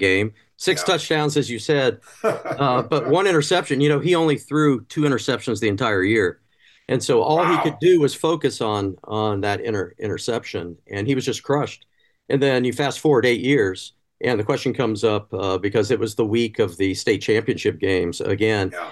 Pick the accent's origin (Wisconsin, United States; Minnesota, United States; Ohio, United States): Ohio, United States; Athens; I grew up in Athens. I graduated from Athens High School in 1980. So that's my home